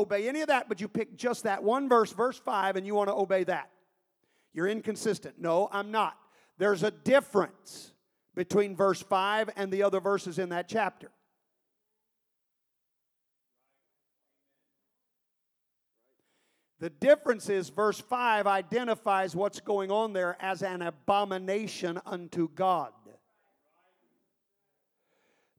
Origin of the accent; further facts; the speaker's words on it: United States; We're the United States of America. This is our nation.